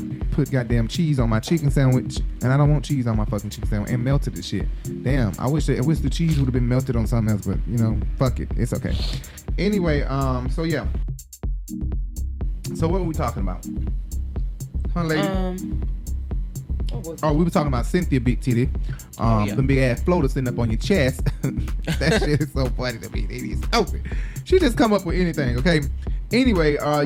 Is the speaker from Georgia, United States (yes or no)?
yes; Atlanta, Georgia, United States; I'm from Atlanta